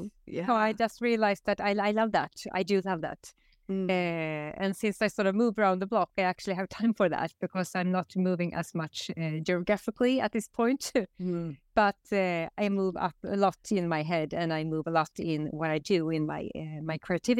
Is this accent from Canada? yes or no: no; Västerås, Västmanland, Sweden; English is a second language; here in Västerås. After 20 years being away from here, I did grow up here. I wasn't born here, but I grew up here